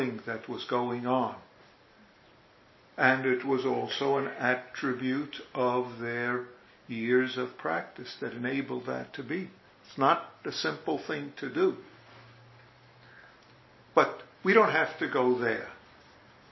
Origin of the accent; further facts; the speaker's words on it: New York, United States; accent: New York; my New York accent